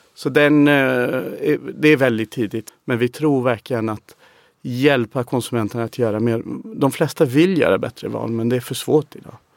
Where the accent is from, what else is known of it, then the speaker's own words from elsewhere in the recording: England, United Kingdom; Swedish is a second language; moved away as an adult; now in Sweden; man kommer från England